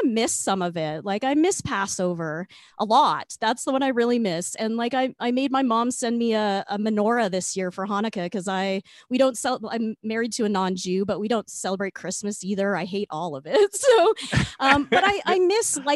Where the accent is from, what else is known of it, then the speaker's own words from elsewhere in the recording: Regina, Saskatchewan, Canada; now in Calgary, Canada; I grew up in Regina